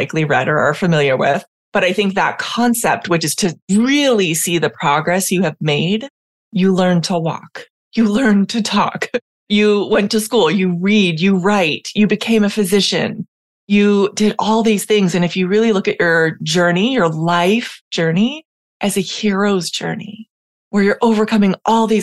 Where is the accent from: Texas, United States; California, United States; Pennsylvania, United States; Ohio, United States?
California, United States; San Diego; also born or lived in Puerto Rico; I am from San Diego historically, where I spent my academic career, and now I'm spending much of my time in Puerto Rico